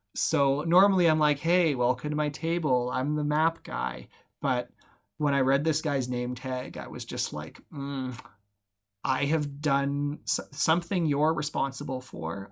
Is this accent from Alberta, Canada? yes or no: yes; Alberta, Canada; moved away as an adult; now in Val Marie, Canada; I grew up in Alberta. I went to school in Alberta